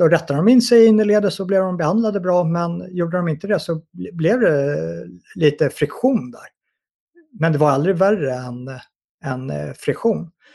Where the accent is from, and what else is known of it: Sweden